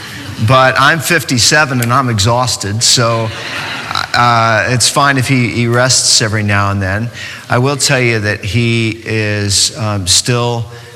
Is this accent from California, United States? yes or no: no; New York City, New York, United States; moved away as an adult; now in North Carolina, United States; I come from New York City. I live in North Carolina now, but I come from New York City. I spent 20 years in New York.